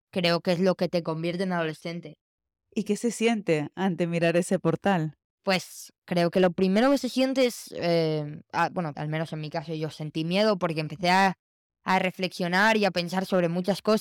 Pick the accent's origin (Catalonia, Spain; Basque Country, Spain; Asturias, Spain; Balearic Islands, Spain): Catalonia, Spain; Barcelona; eh, soy de Barcelona